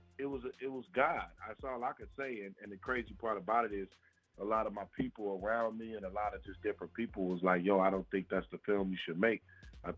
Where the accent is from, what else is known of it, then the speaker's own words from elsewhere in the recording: Detroit, Michigan, United States; I'm from Detroit, Michigan